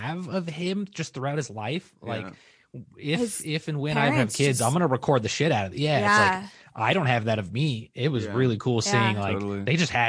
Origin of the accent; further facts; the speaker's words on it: Orange County, California, United States; I've never seen The OC, but I grew up in The OC.